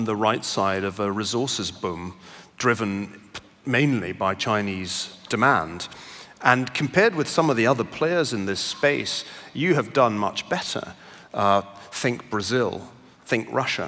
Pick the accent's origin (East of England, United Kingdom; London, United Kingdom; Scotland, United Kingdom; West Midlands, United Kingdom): Scotland, United Kingdom; Glasgow; now in United States; I grew up in Glasgow, as you may still just about be able to detect in my accent